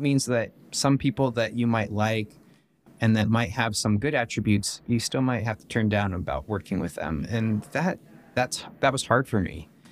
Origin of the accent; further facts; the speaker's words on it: West Jordan, Utah, United States; I was born and raised here in West Jordan, which is just outside of Salt Lake City